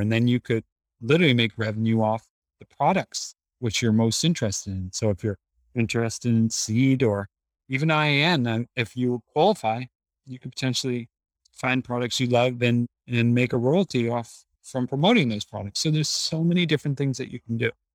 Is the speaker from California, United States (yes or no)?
no; Boston, Massachusetts, United States; In Boston, Massachusetts